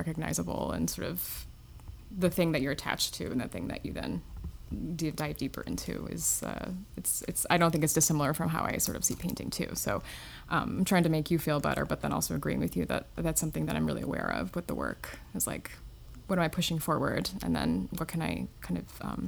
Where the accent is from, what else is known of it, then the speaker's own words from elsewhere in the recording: Northern Illinois, United States; moved away as an adult; also born or lived in McHenry, Illinois; now in New York City, United States; I grew up in Northern Illinois